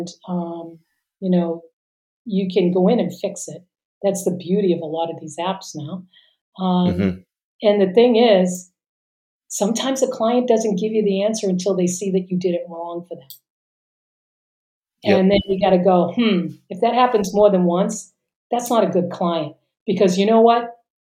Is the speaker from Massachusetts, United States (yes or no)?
yes; Boston, Massachusetts, United States; where I grew up in Boston